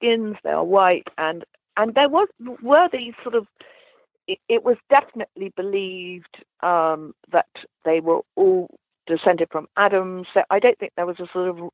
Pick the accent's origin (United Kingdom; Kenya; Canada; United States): United Kingdom; England; as an English person